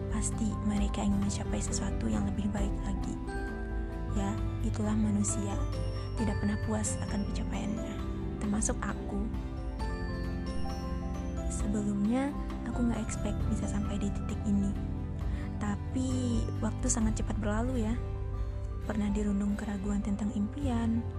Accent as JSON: {"language": "Indonesian", "region": "West Sumatra", "country": "Indonesia", "lives_now": "South Lampung, Indonesia", "said": "Aku berasal dari Sumatera Barat dan bungsu dari tiga bersaudara."}